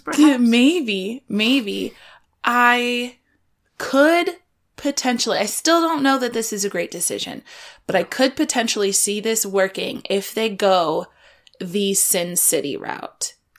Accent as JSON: {"language": "English", "region": "Iowa", "country": "United States", "said": "I'm from Iowa"}